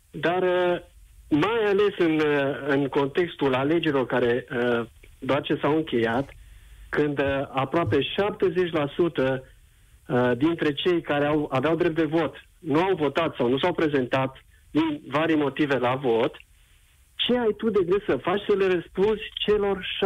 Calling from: Constanța, Constanța County, Romania; sunt din Constanța.

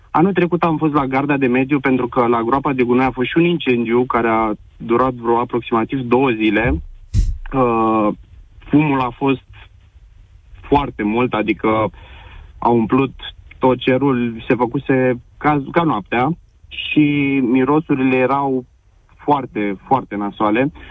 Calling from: Drobeta-Turnu Severin, Mehedinți County, Romania; Uh, te sunt din Drobeta Turnul Severin. Eu stau la un sat, în apropiere de Drobeta Turnul Severin, la doar 3 kilometri

